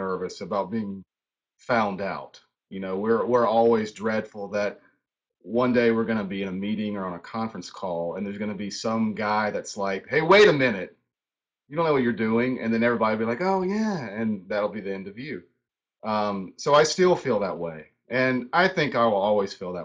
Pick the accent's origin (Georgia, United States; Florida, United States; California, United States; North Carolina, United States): North Carolina, United States; High Point; moved away as an adult; now in Charlotte, United States; I grew up in High Point. So High Point, North Carolina.